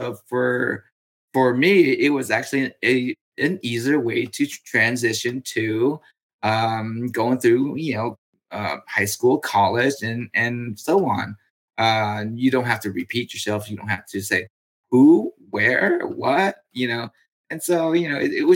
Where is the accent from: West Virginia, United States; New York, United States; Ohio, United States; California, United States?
California, United States; I come from California